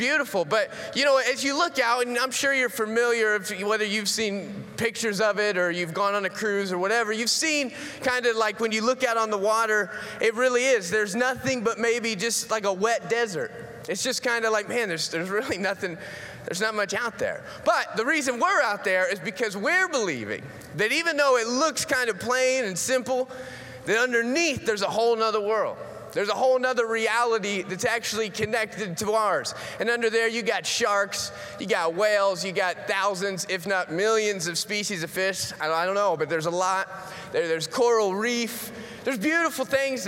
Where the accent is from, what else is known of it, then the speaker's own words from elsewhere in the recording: Florida, United States; moved away; that's where I grew up in Florida